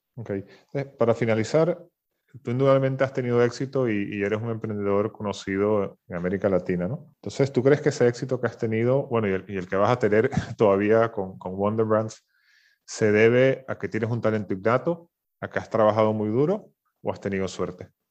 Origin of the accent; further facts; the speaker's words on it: Venezuela; moved away; yo, soy venezolano